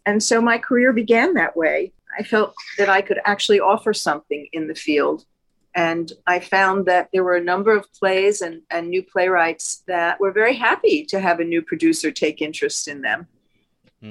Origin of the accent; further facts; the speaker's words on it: New Jersey, United States; I grew up in New Jersey